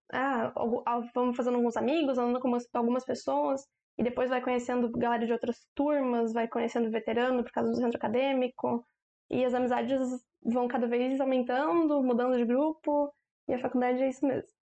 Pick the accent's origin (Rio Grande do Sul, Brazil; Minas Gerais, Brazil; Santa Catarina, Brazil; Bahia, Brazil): Santa Catarina, Brazil; Joinville; Eu sou de Joinville mesmo